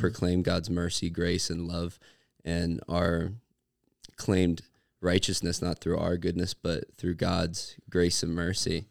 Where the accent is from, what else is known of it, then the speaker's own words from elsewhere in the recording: Cincinnati, Ohio, United States; I'm from Cincy